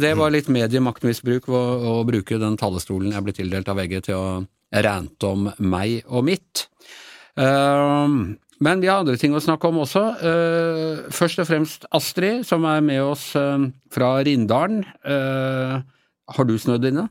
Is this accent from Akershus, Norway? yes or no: yes; Ås, Akershus, Norway; moved away; min heimbygda mi, eh, Ås